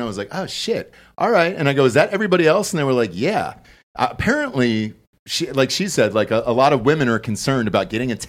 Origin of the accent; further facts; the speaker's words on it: Atlanta, Georgia, United States; I'm not gay. I'm from Atlanta.